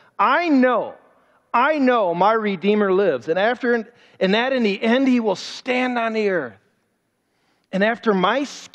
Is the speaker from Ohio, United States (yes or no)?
yes; Cleveland, Ohio, United States; And I grew up in Cleveland.